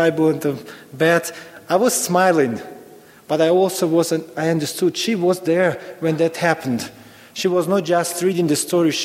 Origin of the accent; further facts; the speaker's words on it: Ukraine; moved away as an adult; I was born in Ukraine, old Soviet Union. So actually, when I was in school, I was taught Americans are evil